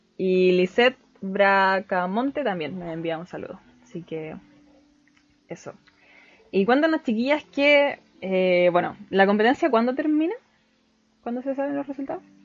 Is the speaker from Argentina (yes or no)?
no; Chile; soy de Chile